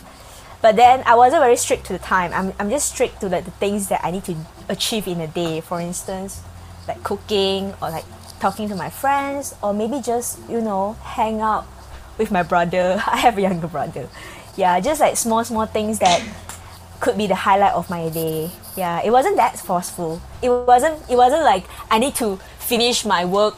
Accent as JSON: {"language": "English", "town": "Ipoh", "region": "Perak", "country": "Malaysia", "tie": "born or raised there", "moved": "yes", "said": "I went back to my hometown, Ipoh, because of some family issues."}